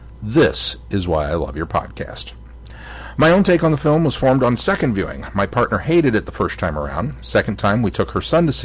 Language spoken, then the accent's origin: English; Nottingham, East Midlands, United Kingdom; Robin Hood, I'm from Nottingham, by the way, Westerns, and Superman.